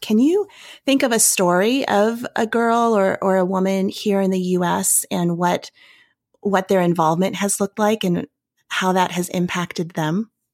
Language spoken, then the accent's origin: English; United States; also born or lived in Virginia / Tennessee; now in Denver, United States; I, I grew up in Virginia and Tennessee